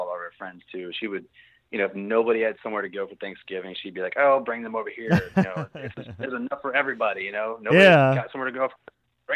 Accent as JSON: {"language": "English", "region": "Virginia", "country": "United States", "tie": "born or raised there", "moved": "as an adult", "lives_now": "Texas, United States", "said": "I grew up in Virginia, and my whole family grew up in Virginia"}